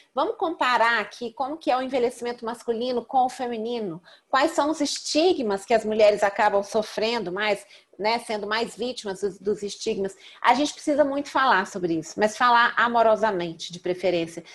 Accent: Belo Horizonte, Minas Gerais, Brazil; eu sou mineira de Belo Horizonte

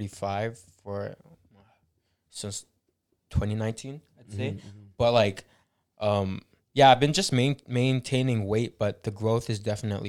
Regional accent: Philippines; Can you guys sing? We're Filipino.

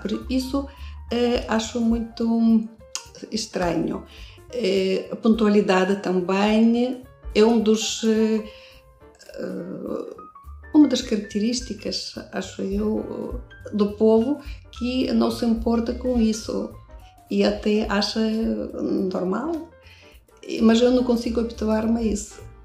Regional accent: Russia; Portuguese is a second language; moved away as an adult; now in Braga, Portugal; venho da Rússia. Em Braga eu estou desde 87, em Portugal desde 84.

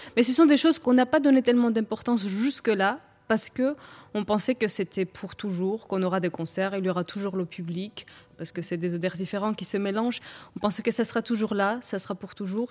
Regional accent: Batumi, Adjara, Georgia; moved away; d'où je viens, la Géorgie. On peut ressentir c'est euh, où je suis née, par exemple à Batumi

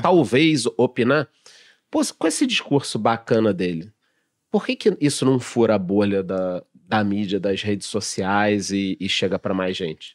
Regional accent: Rio de Janeiro, Brazil; moved away; eu que sou carioca

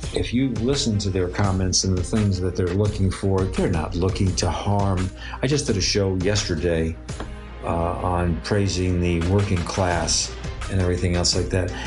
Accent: New York City, New York, United States; I grew up in Brooklyn.

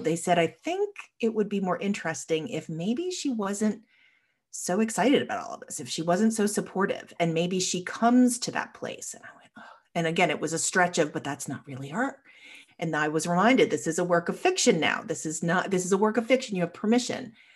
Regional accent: Long Island, New York, United States; now in Richmond, United States; I grew up on Long Island

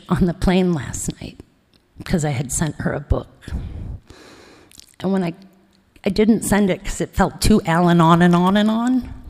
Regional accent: Ithaca, New York, United States; born there; I was born in Ithaca, New York.

